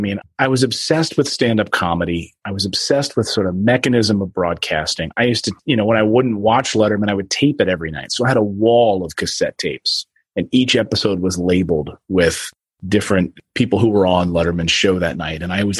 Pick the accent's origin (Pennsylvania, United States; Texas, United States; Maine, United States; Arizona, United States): Pennsylvania, United States; Reading; also born or lived in Philadelphia, Pennsylvania; Philadelphia, then moved to Reading, Pennsylvania. So grew up in the Pennsylvania area and always been an East Coast person.